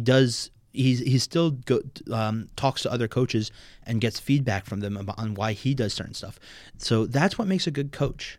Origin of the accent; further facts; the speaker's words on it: Maplewood, New Jersey, United States; also born or lived in New Hampshire; I'm from Maplewood, New Jersey